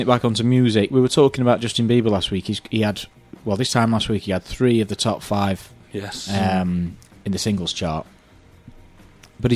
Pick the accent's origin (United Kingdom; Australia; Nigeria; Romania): United Kingdom; Sheffield, Yorkshire and the Humber; we're from Sheffield